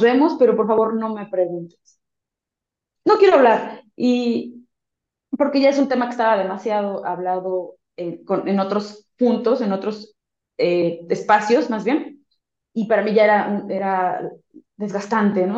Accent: Mexico; como latinos mexicanos

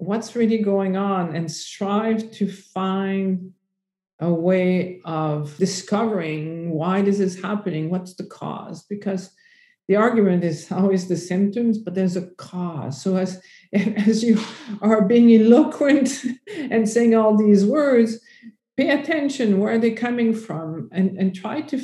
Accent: Canada; I'm French Canadian.

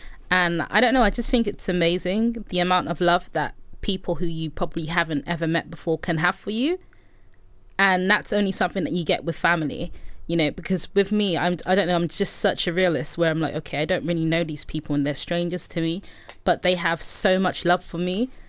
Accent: Nigeria; I am Nigerian. I'm from Nigeria.

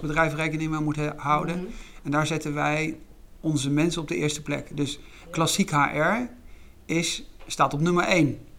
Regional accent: Netherlands; wij eigenlijk allemaal kennen ook als Nederlanders

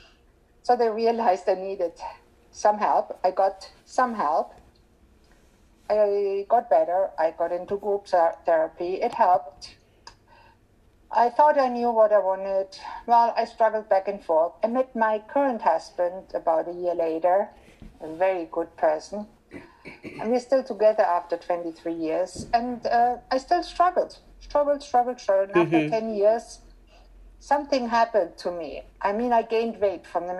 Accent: Germany; moved away; I was born and raised in Germany in a middle-class family

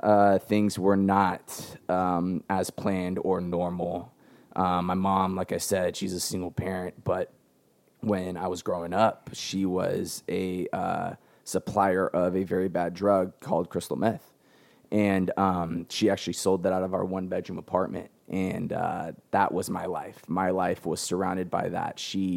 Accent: San Diego, California, United States; I'm born and raised in San Diego. I live with my mom and my grandmother.

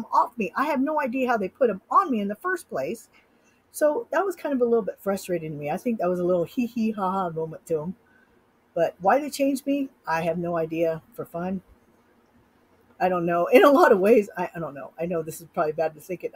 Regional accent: Sacramento, California, United States; now in Utah, United States; I grew up in Sacramento

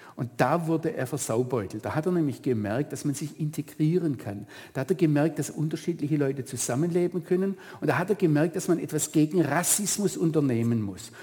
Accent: Germany; now in Israel; wir uns Deutsche

